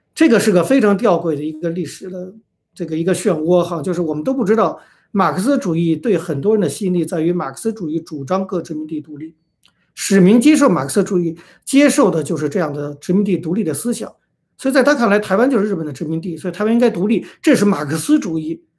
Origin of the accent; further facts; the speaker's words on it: China; 我们中国人